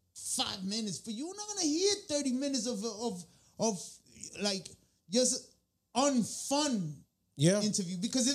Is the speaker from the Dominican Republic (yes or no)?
yes; Santo Domingo, Dominican Republic; moved away; also born or lived in Tenares, Dominican Republic; I'm from La Capital, originally the Tenares.